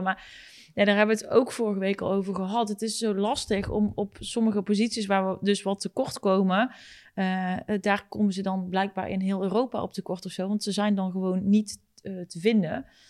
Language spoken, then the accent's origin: Dutch; North Brabant, Netherlands; Wij zijn Brabanders.